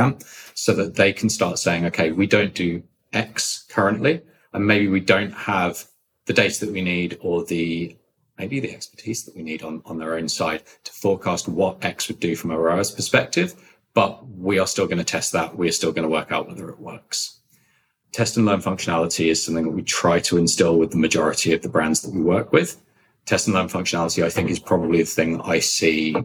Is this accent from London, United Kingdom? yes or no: yes; London, United Kingdom; moved away as an adult; now in United States; I come from London, which is why I speak like this.